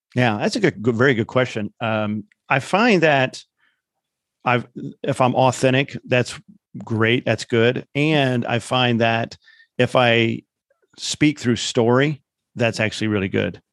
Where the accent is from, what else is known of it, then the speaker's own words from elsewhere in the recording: Indiana, United States; I grew up in Indiana